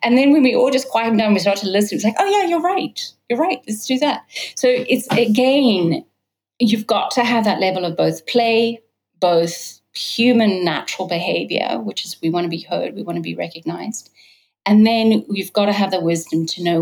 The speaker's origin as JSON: {"language": "English", "country": "United States", "also_born_or_lived": "New York / California", "moved": "as an adult", "lives_now": "London, United Kingdom", "said": "I'm American British, and so I've been now in Britain for London as my primary base for the last 4 years. Lived in New York and California"}